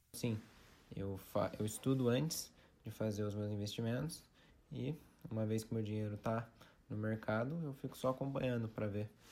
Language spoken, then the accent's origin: Portuguese; Taubaté, São Paulo, Brazil; sou aqui de Taubaté